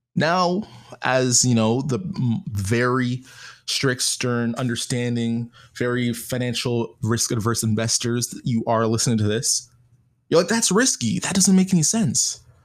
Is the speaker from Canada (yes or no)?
yes; Canada; being Canadian